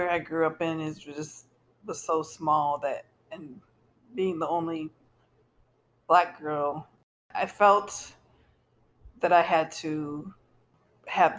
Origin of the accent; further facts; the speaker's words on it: Baraboo, Wisconsin, United States; I was adopted by a white couple at 6 days old, and I was raised in Baraboo